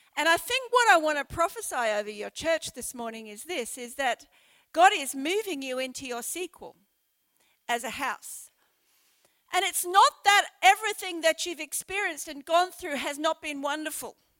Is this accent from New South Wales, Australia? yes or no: no; Brisbane, Queensland, Australia; moved away as an adult; also born or lived in Sheffield, United Kingdom; now in Port Lincoln, Australia; I was brought up in Brisbane in the subtropics